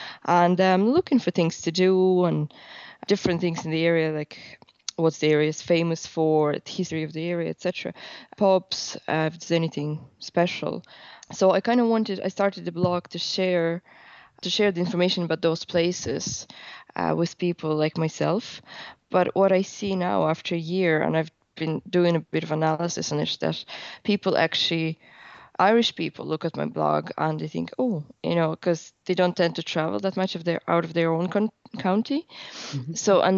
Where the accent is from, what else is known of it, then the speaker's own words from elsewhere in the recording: Western Siberia, Russia; English is a second language; moved away as an adult; also born or lived in Dublin; now in Cork, Ireland; So myself, I'm from Western Siberia in Russia. So it's kind of part of Russia bordering Kazakhstan. Beautiful nature. So I think my upbringing was a lot of in the woods and by the lake, etc.